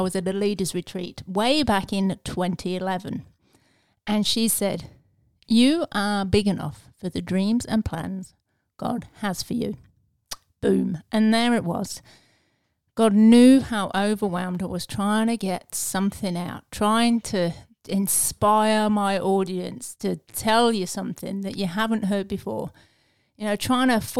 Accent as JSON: {"language": "English", "region": "England", "country": "United Kingdom", "said": "I'm English"}